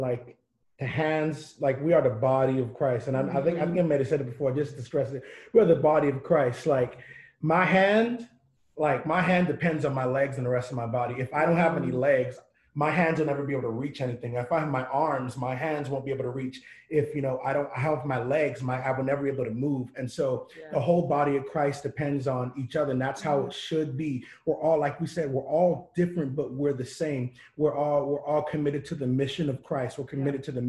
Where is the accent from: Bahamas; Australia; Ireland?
Bahamas; now in Columbus, United States; I'm from the Bahamas.